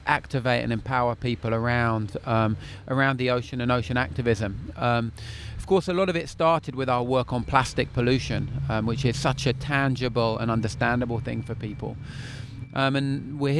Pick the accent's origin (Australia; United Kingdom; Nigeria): United Kingdom; London; moved away as an adult; now in Cornwall, United Kingdom; I'm a Londoner born and bred, happily transposed to my excellent life in Cornwall